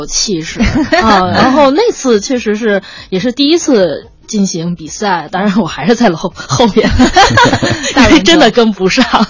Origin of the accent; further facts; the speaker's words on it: Beijing, China; 我因为我是土生土长的北京孩子，